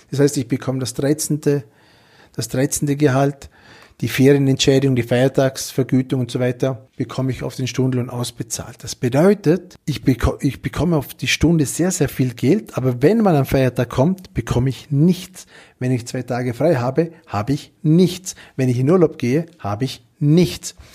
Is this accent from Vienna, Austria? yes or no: no; Vorarlberg, Austria; Ich als waschechter Vorarlberger sehe das trotzdem ganz, ganz nüchtern. Schweiz hat ihre Vorteile und natürlich wir haben unsere Vorteile hier in Österreich.